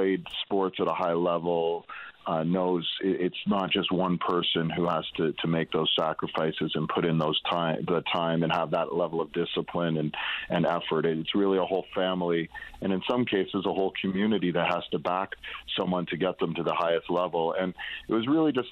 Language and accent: English; Toronto, Ontario, Canada; I grew up in Toronto. I live in Toronto